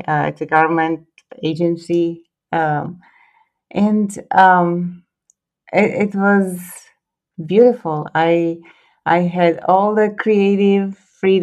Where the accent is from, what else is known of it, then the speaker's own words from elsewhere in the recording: Split, Split-Dalmatia County, Croatia; English is a second language; moved away as an adult; now in California, United States; I was born and raised in Croatia.